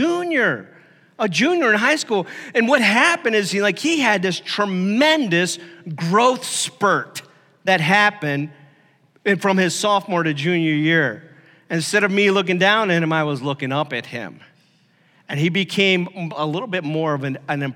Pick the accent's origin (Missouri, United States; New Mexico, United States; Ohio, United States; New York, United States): Ohio, United States; Stark County; I grew up in Ohio, and that part of the area I'm from is really notorious for high school football.